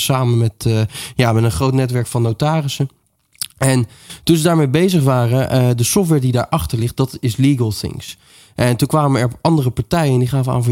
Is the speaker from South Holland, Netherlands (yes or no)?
yes; The Hague, South Holland, Netherlands; ik kom uit Den Haag